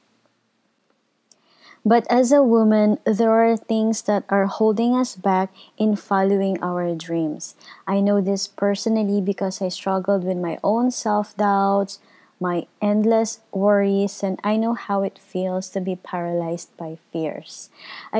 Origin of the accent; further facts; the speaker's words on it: Philippines; I am from the Philippines